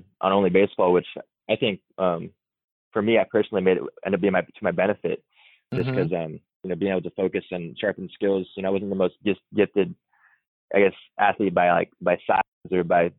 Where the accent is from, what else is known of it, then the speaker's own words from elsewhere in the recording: Culver City, California, United States; also born or lived in Santa Monica; Born and raised in LA. So I was born in Santa Monica, raised in Culver City